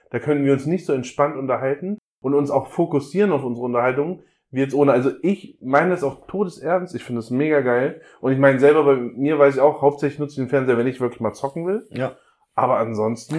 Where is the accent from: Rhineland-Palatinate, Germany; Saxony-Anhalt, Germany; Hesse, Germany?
Hesse, Germany; North; now in Hamburg, Germany; komme ursprünglich aus Nordhessen